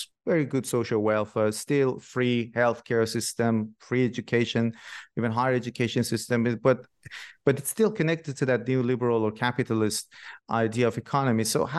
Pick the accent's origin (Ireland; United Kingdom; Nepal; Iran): Iran; Shiraz, Fars; Yeah. I'm from Shiraz myself, originally in Iran